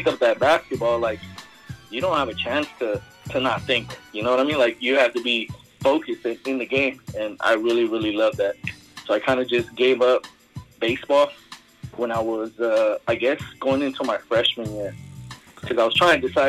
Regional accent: Huntington Park, California, United States; I grew up in Huntington Park, Salt Lake Park.

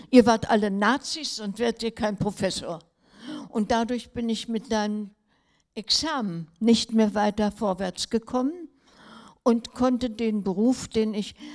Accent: Berlin, Germany; also born or lived in Tübingen; Mein Mann, der, mit dem ich aus der heimischen Familie, ich bin in Berlin aufgewachsen, bekannt war

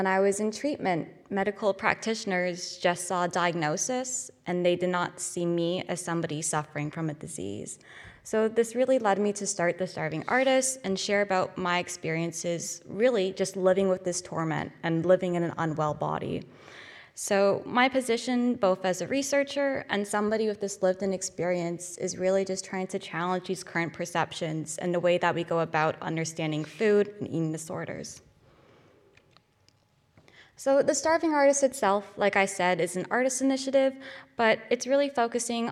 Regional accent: Toronto, Ontario, Canada; moved away as an adult; now in Glasgow, United Kingdom; I come from Toronto, Canada, so all the way across the pond

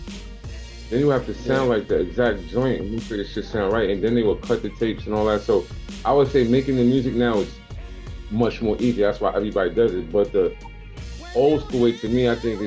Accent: New York City, New York, United States; growing up in Hollis

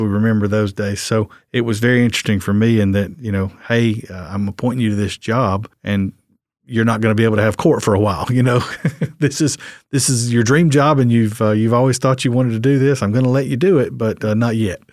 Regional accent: West Point, Texas, United States; I grew up here in Coleman County. I grew up out at West Point

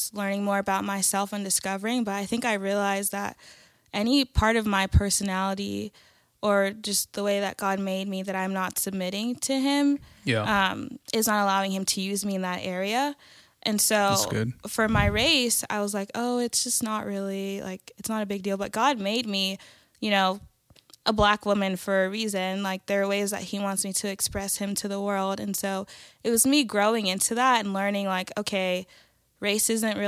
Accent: El Paso, Texas, United States; I'm Nigerian, I'm from El Paso

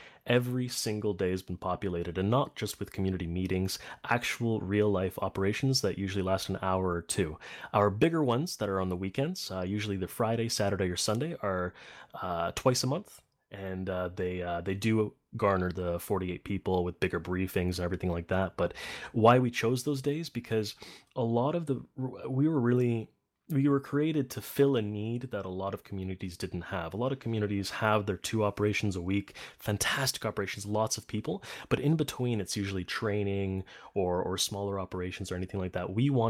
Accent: Poland; now in Canada; I was born in Poland. I was there for most of my life. But I live in Canada now. I got the citizenship here.

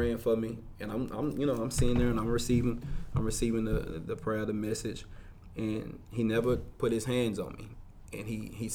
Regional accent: Mississippi, United States; moved away; when we go back to Mississippi. I'm from Mississippi.

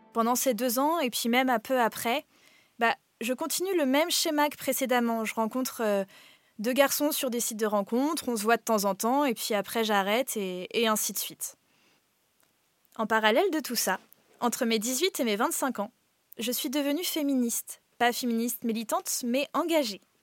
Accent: Brittany, France; J'ai grandi en Bretagne, dans une petite ville.

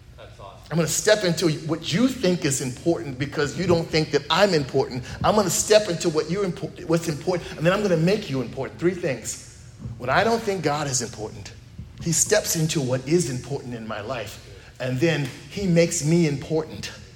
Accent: United States; also born or lived in Texas; We're American

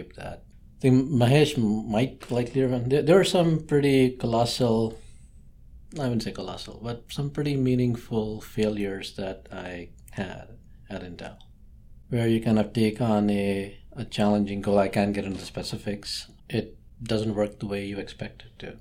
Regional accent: India; moved away; growing up in India or in just Southeast Asia

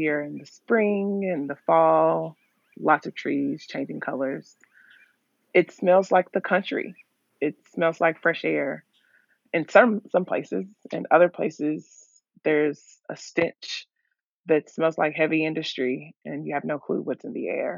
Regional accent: Richmond, Kentucky, United States; now in Louisville, United States; I was born and raised in Richmond, Kentucky, which is a community in central Kentucky, just south of Lexington

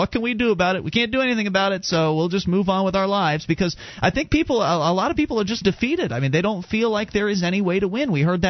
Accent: United States; born there; I'm glad I was born in America.

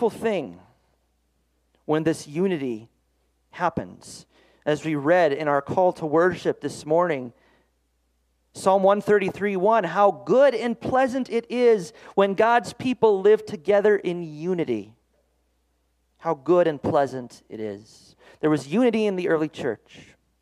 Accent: Minnesota, United States; moved away as an adult; also born or lived in East Coast, United States; I'm from Minnesota. We lived on the East Coast for 5 years

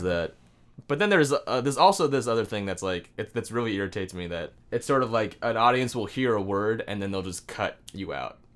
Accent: Sammamish, Washington, United States; also born or lived in Virginia; I moved here when I was like four, and I grew up in Sammamish, Washington

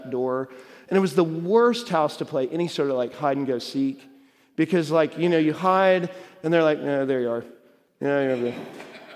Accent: Dallas, Texas, United States; when I was growing up in Dallas, really young

